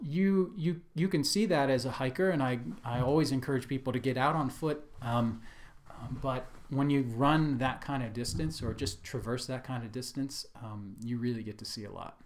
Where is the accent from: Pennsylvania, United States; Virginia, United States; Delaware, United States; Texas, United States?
Delaware, United States; moved away; also born or lived in New York / Washington, D.C.; I'm originally from the East Coast, so I grew up, uh, in Delaware, lived in New York and Washington, D C, and places like